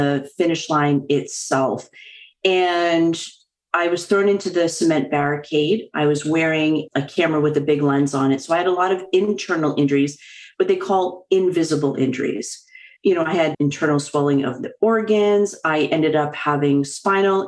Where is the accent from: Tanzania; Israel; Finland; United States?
United States; just outside of Boston, Massachusetts; I'm a Bostonian, born and raised just outside of Boston